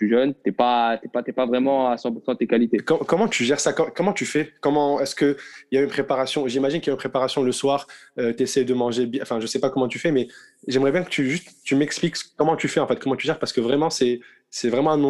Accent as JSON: {"language": "French", "country": "Morocco", "first_language": "Arabic", "second_language": "French", "said": "On est marocain, on parle arabe à la maison"}